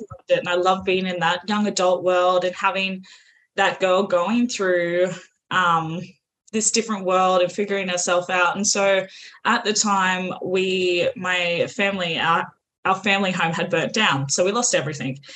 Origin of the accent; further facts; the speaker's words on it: Australia; accent: Australian; if you can't tell by the accent, I'm also Aussie